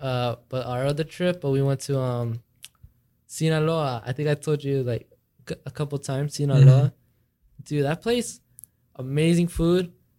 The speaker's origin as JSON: {"language": "English", "region": "California", "country": "United States", "said": "I'm from California."}